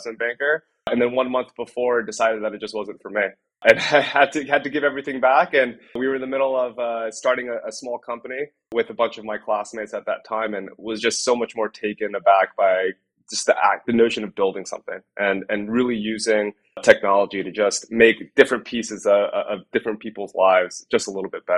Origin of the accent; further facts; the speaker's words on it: Piscataway, New Jersey, United States; I grew up in a small town called Piscataway in New Jersey